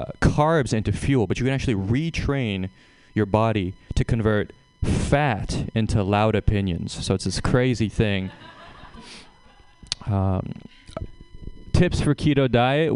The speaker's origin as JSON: {"language": "English", "town": "Seattle", "region": "Washington", "country": "United States", "said": "I'm from Seattle"}